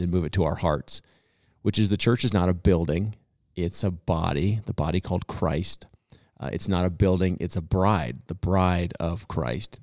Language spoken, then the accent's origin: English; Boulder, Colorado, United States; I was actually born and raised in Boulder, Colorado